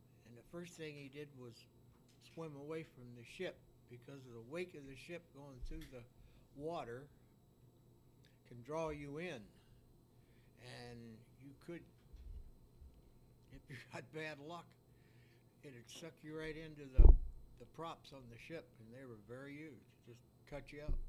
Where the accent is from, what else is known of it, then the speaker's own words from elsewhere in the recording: Fairmont, West Virginia, United States; I was born in Fairmont, West Virginia.